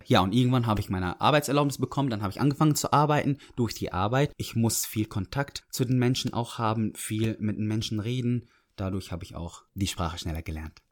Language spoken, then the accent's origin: German; Syria; German is a second language; moved away as an adult; now in Dortmund, Germany; Ich komme aus Syrien, bin 24